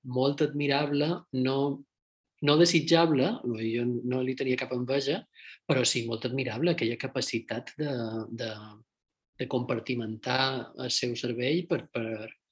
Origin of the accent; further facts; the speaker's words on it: Mallorca, Balearic Islands, Spain; also born or lived in Madrid; now in El Puerto de Santa María, Spain; som mallorquí i suposadament som de Silla de la Calma